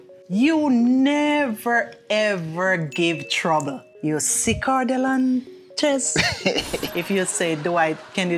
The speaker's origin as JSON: {"language": "English", "country": "Jamaica", "accent": "Jamaican", "moved": "as an adult"}